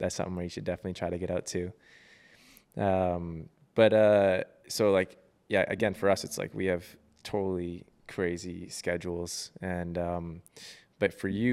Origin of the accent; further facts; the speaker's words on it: Vancouver, British Columbia, Canada; I'm from Vancouver, so I got to go to Victoria all the time